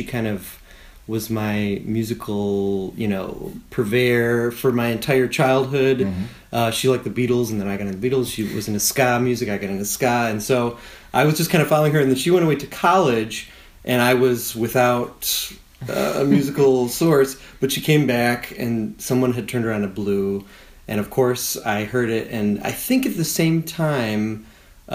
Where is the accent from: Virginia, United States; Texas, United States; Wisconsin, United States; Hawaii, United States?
Wisconsin, United States; I was growing up in Wisconsin